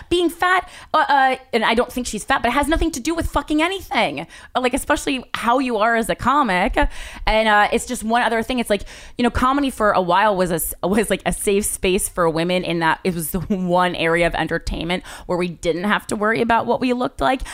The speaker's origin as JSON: {"language": "English", "region": "New Jersey", "country": "United States", "said": "I am from New Jersey"}